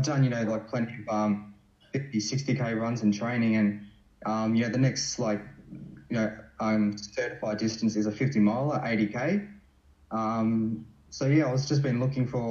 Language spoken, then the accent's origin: English; Melbourne, Victoria, Australia; I grew up in like you know, northern suburbs of Melbourne